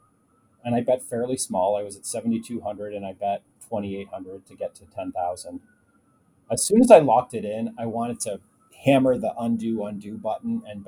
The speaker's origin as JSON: {"language": "English", "country": "Canada", "tie": "born or raised there", "said": "I was a big game show nut growing up in Canada"}